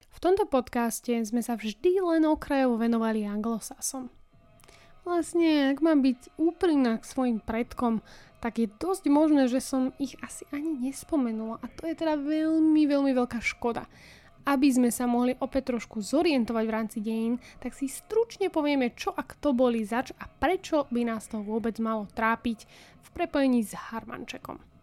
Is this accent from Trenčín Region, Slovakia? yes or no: yes; Partizánske, Trenčín Region, Slovakia; u nás v Partizánskom eh, v rieke Nitre ich tam máme celkom dosť